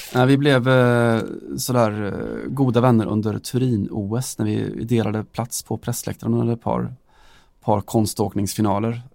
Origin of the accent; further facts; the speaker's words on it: Sweden; Vi kommer från Sverige där vi har något som heter Allsvenskan